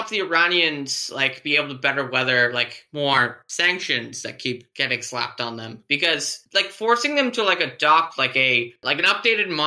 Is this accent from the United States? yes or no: yes; United States; the American that I am